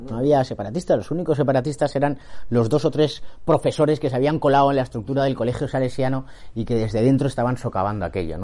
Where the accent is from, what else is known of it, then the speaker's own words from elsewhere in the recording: Catalonia, Spain; vivir la españolidad como catalán